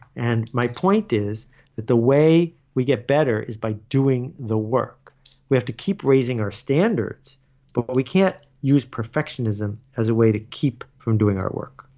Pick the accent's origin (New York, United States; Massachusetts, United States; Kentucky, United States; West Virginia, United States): New York, United States; Buffalo; I grew up in Buffalo